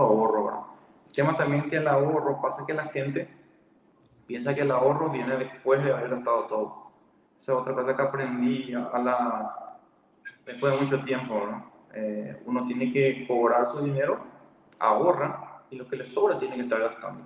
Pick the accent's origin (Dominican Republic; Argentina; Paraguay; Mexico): Paraguay; Ciudad del Este, Alto Paraná; moved away as an adult; also born or lived in Minas Gerais, Brazil; soy de Ciudad del Este.